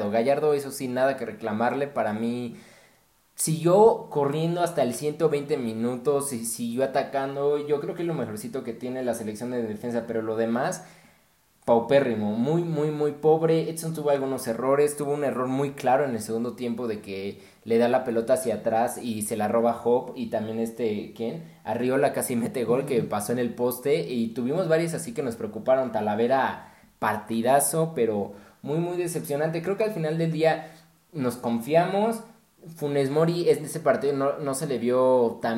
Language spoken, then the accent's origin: Spanish; Mexico; Yo creo que como mexicanos